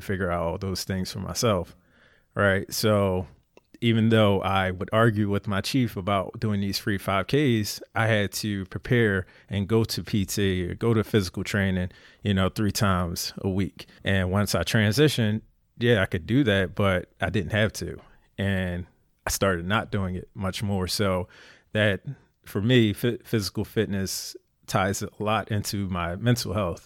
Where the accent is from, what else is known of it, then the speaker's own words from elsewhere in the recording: Philadelphia, Pennsylvania, United States; moved away as an adult; Born and raised in Philly